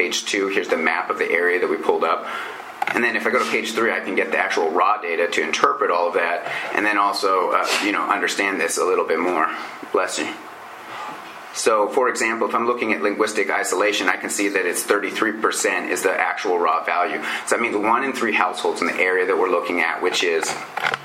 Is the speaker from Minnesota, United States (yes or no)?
no; Montana, United States; I'm from Montana